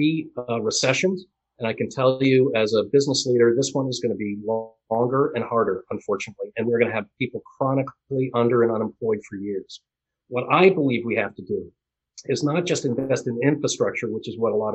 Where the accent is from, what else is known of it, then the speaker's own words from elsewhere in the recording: Boston, Massachusetts, United States; I was born in the Boston area, raised here